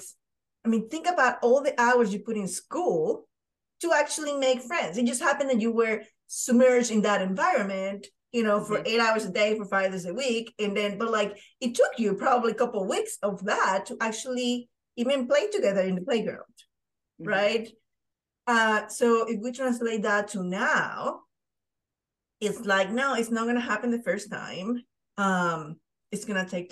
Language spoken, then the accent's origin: English; Panama; moved away as an adult; I'm from Panama